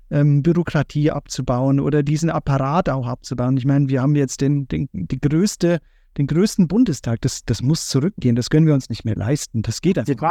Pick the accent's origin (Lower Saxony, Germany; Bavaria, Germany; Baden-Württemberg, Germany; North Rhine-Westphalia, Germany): Bavaria, Germany; Also ich komme aus Bayern, von daher, wir haben schon dieses nationale Bewusstsein an, an dieses Land, weil es einfach sehr schön ist